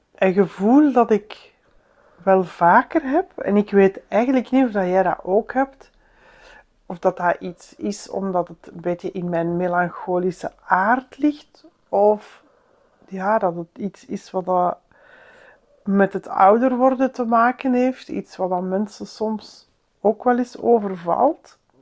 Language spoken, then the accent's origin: Dutch; Antwerp, Flanders, Belgium; moved away; om daar ook als Antwerpenaar nu rond te lopen